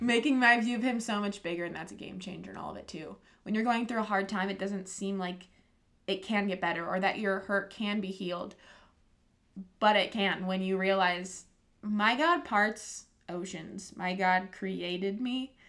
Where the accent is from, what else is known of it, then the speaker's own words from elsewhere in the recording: Nebraska, United States; moved away; also born or lived in Iowa / Spearfish; I grew up also in Nebraska